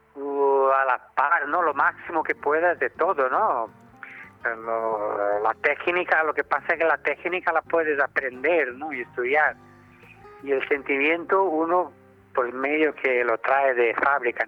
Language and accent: Spanish; Brazil; now in Spain; yo que soy brasileño, latino, tropical